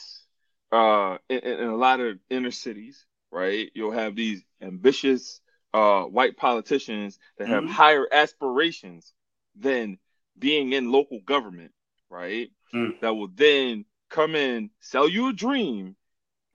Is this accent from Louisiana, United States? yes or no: yes; Covington, Louisiana, United States; I grew up in Covington, Louisiana